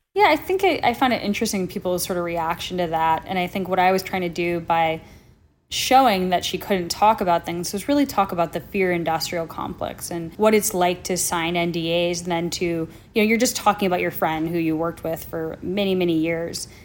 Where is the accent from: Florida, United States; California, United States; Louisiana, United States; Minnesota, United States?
Minnesota, United States; also born or lived in New Jersey; I grew up, you know, in Minnesota by way of New Jersey